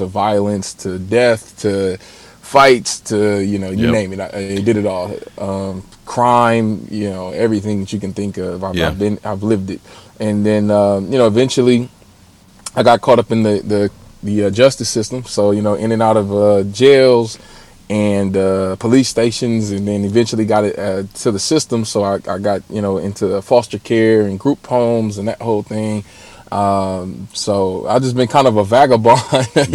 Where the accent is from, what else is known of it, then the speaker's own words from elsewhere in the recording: Los Angeles, California, United States; I'm actually from South Central Los Angeles, born and raised